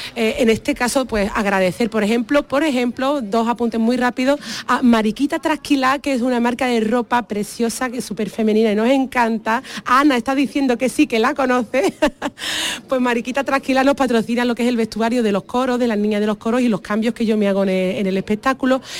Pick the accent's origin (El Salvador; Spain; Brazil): Spain; Jerez de la Frontera, Andalusia; yo soy de Jerez de la Frontera